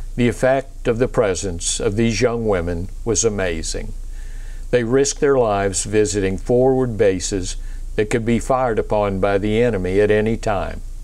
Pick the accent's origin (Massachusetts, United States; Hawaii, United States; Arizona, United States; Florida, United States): Florida, United States; Pensacola; I was raised in Pensacola, Florida, home of the Navy's flight demonstration team